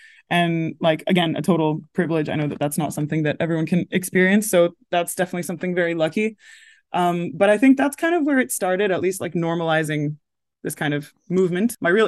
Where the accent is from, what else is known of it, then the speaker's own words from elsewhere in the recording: London, United Kingdom; accent: American; also born or lived in United States; And we lived in the US when I was a little kid, which is why I have this accent. But then I was born in London and then we moved to the US. We were there for 10 years and then came back to the UK